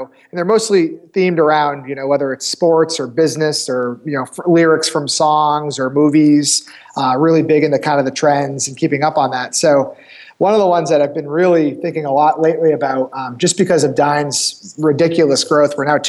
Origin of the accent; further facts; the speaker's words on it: New Hampshire, United States; I'm from New Hampshire, so our company's headquartered in Manchester, New Hampshire. Grew up in the area.